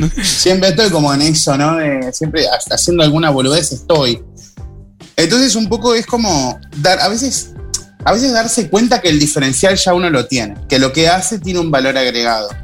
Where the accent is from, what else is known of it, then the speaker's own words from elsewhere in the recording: Rosario, Santa Fe, Argentina; now in Montevideo, Uruguay; yo estoy en Montevideo y, y sigo siendo rosarino